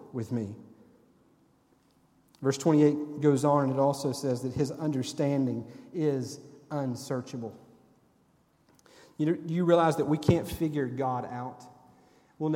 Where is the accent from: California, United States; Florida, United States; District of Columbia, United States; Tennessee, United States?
Tennessee, United States; Sevierville; when I was a teenager growing up in Sevierville at First Baptist Church